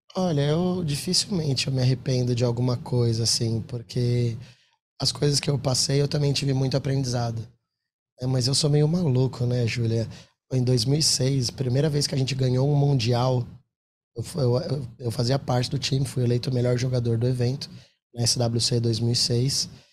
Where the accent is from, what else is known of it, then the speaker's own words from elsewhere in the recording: Brazil; a gente é brasileiro